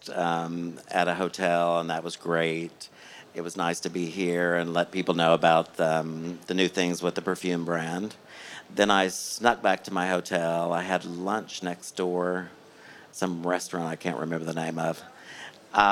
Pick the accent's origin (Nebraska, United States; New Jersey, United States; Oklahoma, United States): Oklahoma, United States; now in Los Angeles, United States; I grew up in Oklahoma